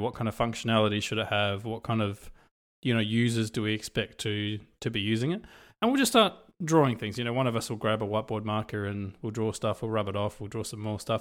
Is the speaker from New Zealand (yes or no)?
no; Australia; also born or lived in Europe; I come from Europe. I've kind of grown up in Australia